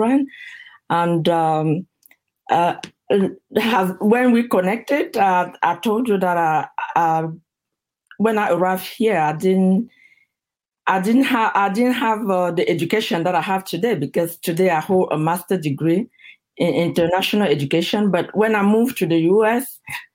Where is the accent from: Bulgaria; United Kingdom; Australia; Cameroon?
Cameroon; moved away as an adult; now in United States; I'm originally from Cameroon